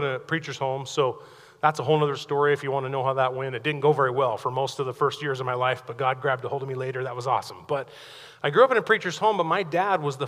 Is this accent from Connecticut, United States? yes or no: no; Pocatello, Idaho, United States; I grew up over in Pocatello